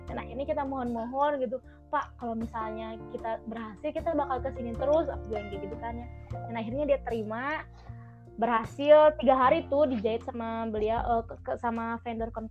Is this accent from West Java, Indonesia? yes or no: yes; Bandung, West Java, Indonesia; kan kalau misalnya aku dari Bandung